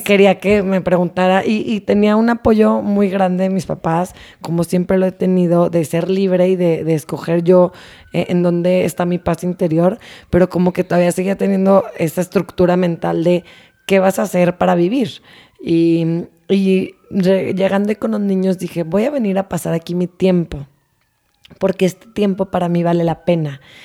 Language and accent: Spanish; Torreón, Coahuila, Mexico; moved away; also born or lived in Monterrey / Tulum; soy de Torreón.